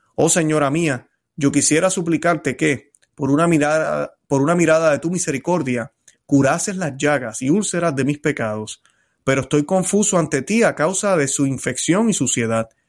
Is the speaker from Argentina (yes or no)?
no; Puerto Rico; now in Florida, United States; Cuando yo estaba en mi país, en Puerto Rico